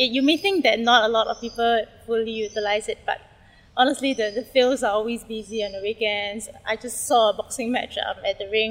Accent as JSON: {"language": "English", "country": "Singapore", "said": "As a Singaporean"}